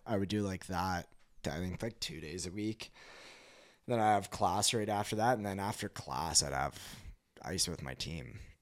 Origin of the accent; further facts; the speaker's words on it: West Kelowna, British Columbia, Canada; moved away; also born or lived in Calgary; we ended up moving over to West Kelowna in two thousand seven. So, grew up in, uh, the Okanagan